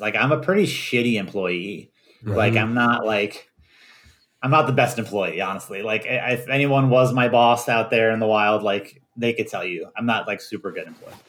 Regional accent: Virginia, United States; we grew up in Virginia

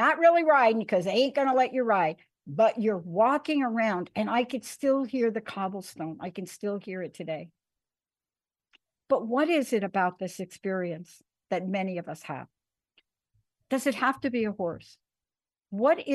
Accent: New York City, New York, United States; I grew up in New York

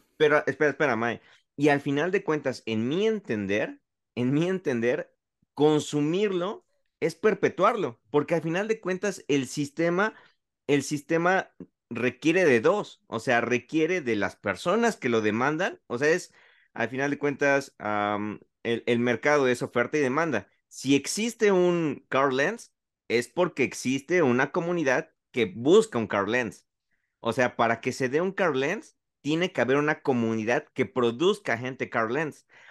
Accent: Mexico; yo como mexicano, como latino, que no sabe inglés

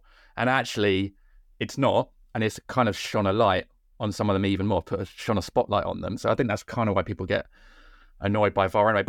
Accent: Cork, Munster, Ireland; accent: Cork; as a proud Irishman, which I'm sure you can tell from my thick Cork accent

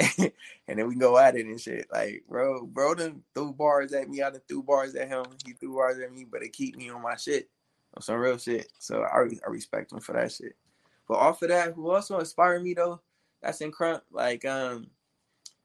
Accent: Temple, Texas, United States; moved away; I'm from Texas, bro. I'm from Temple, Texas, like the city of Bell. Yeah, that's where I was born.

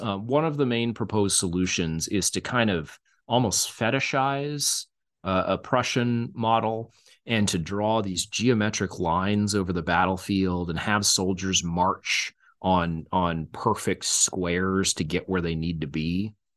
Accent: Texas, United States; now in Kansas, United States; I'm originally from Texas as well

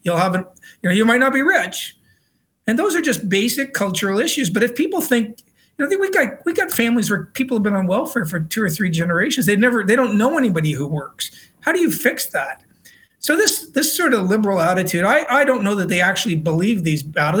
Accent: Canada; also born or lived in Britain; now in Australia; my home country of canada

